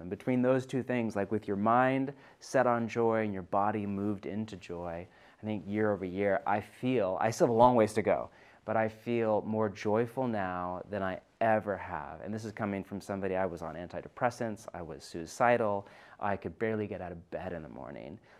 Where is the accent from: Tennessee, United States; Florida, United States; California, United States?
California, United States; now in Pacific Northwest, United States; I'm from California originally